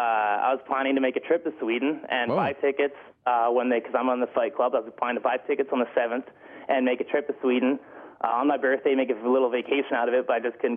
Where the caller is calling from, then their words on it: Hardesty, Alberta, Canada; Well, I'm from Hardesty, Alberta.